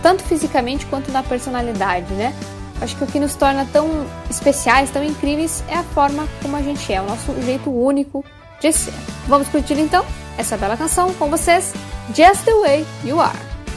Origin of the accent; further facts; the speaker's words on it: Passo Fundo, Rio Grande do Sul, Brazil; Homenageei a minha cidade natal.